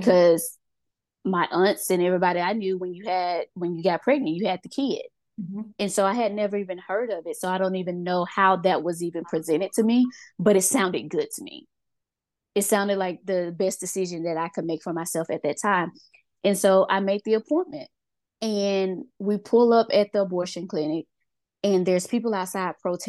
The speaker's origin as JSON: {"language": "English", "region": "Mississippi", "country": "United States", "moved": "as an adult", "lives_now": "Georgia, United States", "said": "I'm originally from Mississippi, but I live in Georgia. I have lived here for 17 years now"}